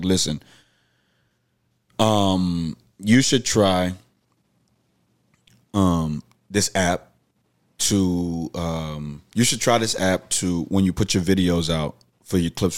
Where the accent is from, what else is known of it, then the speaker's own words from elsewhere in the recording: Houston, Texas, United States; I'm from Houston